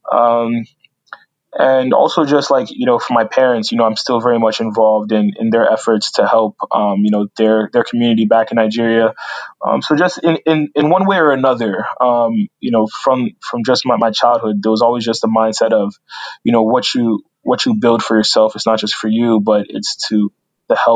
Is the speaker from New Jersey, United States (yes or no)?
yes; Union, New Jersey, United States; also born or lived in Newark, New Jersey; so grew up in Union, Union, New Jersey, probably about like 10 miles away.